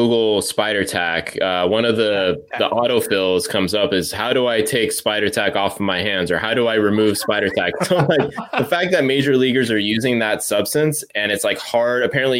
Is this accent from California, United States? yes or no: yes; Orange, California, United States; moved away; also born or lived in Anaheim; growing up in Orange and around the stadium, you know, for most of my life before I moved up here